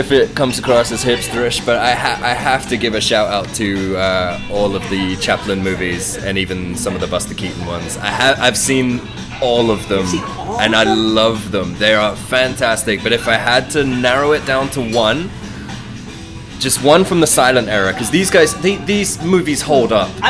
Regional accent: United Kingdom; I'm British.

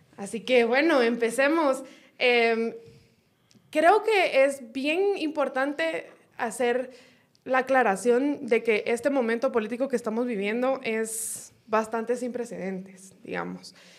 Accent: Guatemala; como buenos chapines

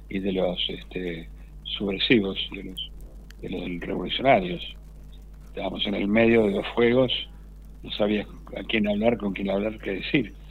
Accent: Pellegrini, Buenos Aires Province, Argentina; yo soy de Pellegrini, provincia de Buenos Aires

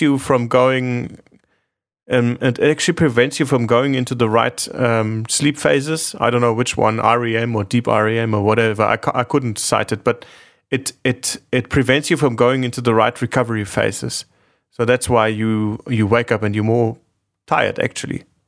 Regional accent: Munich, Bavaria, Germany; I grew up in Munich, in Germany, and there's a big, big drinking culture

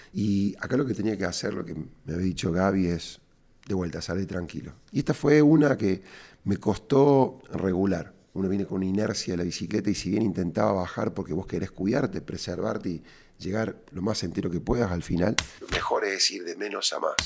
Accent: Córdoba, Argentina; cordobés y emprendedor

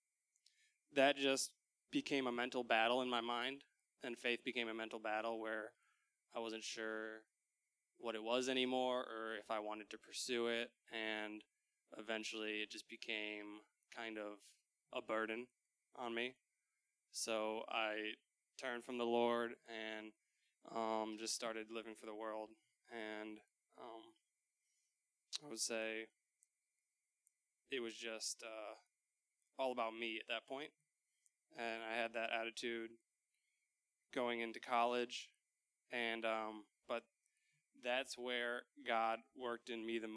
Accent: Dubuque, Iowa, United States; I grew up in Dubuque

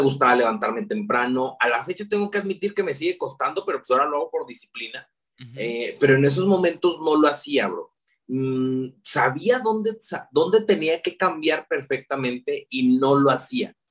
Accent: León, Guanajuato, Mexico; nazco en la ciudad de León, Guanajuato, así se llama la capital mundial del calzado. Precisamente vengo de ser eh, eh, zapatero

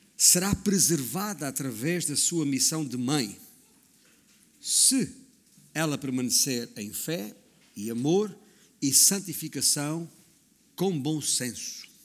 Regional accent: Alentejo, Portugal; moved away; also born or lived in Northern Portugal; digo comadre, que é como dizemos lá na minha terra, no, no Alentejo

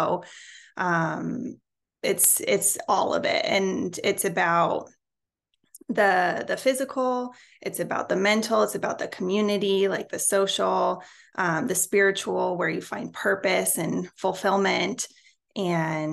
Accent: Colorado, United States; now in Houston, United States; I live in Houston, Texas, although I'm originally from Colorado, and I will never claim Texas

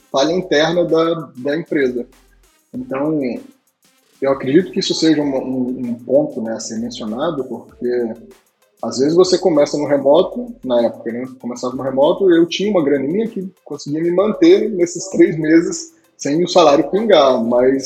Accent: Minas Gerais, Brazil; nascido e criado em Minas Gerais

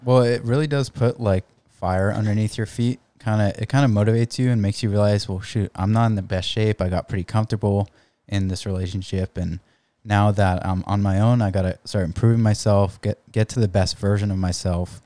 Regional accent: San Diego, California, United States; I grew up in La Jolla, uh, s, like, we've never lived anywhere else.

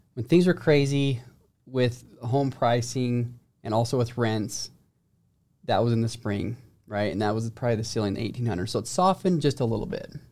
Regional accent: St. George, Utah, United States; I'm from Saint George

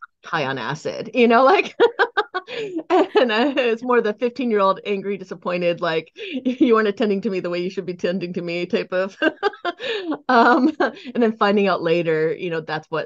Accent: Silicon Valley, California, United States; also born or lived in Boulder Creek, California; I grew up in the Silicon Valley. I currently live in Boulder Creek in the Santa Cruz Mountains

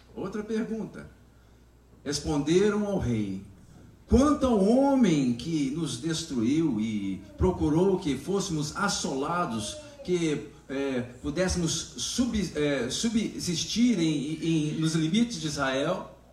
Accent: Brazil; nós que somos brasileiros

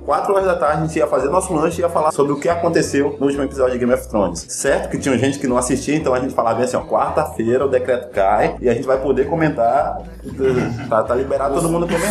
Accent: Amazonas, Brazil; a gente é aqui do Amazonas

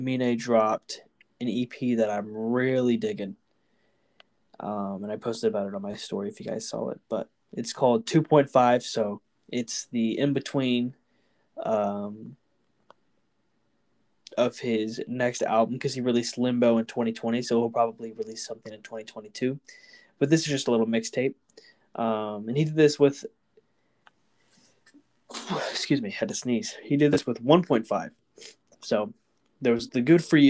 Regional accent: Houston, Texas, United States; we're from Houston

